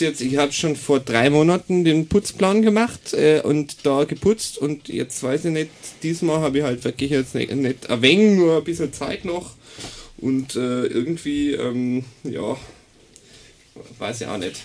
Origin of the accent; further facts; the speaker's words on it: Augsburg, Bavaria, Germany; moved away; Also ich komme ursprünglich aus dem schönen Bayern ähm, ich bin aus Augsburg